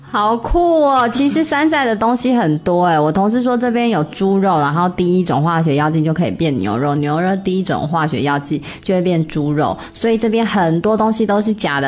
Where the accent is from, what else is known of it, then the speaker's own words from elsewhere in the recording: Taiwan; moved away; 我们台湾人